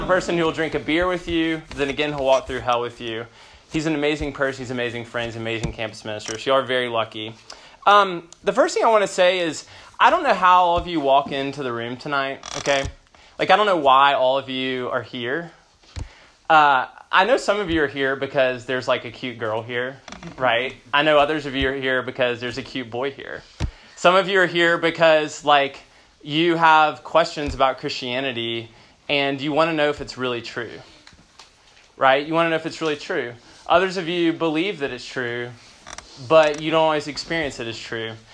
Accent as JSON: {"language": "English", "town": "Memphis", "region": "Tennessee", "country": "United States", "moved": "yes", "lives_now": "Austin, United States", "said": "originally from Memphis"}